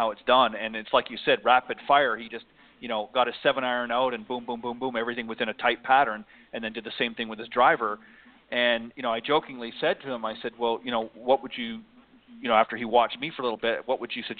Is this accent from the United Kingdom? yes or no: no; Canada; moved away; I'm actually originally from Canada